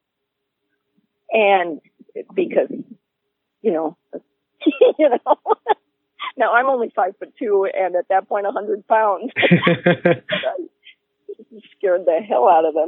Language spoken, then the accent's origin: English; United States; an American woman